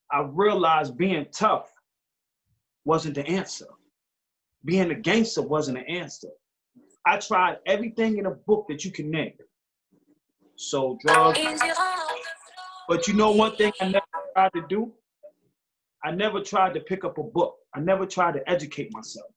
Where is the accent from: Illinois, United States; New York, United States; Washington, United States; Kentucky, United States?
New York, United States; New York City; growing up in Far Rockaway